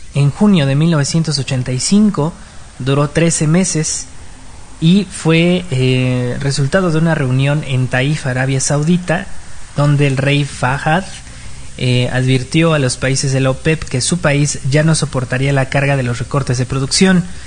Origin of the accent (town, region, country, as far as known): Mexico